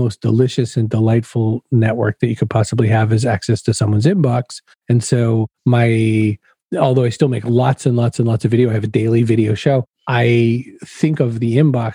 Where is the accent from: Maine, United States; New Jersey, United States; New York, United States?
Maine, United States; now in Massachusetts, United States; I was a kid growing up in Maine.